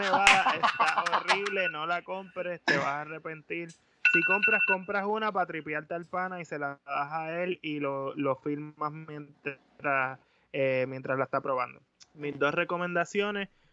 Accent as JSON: {"language": "Spanish", "town": "Caguas", "country": "Puerto Rico", "said": "así somos los de Caguas"}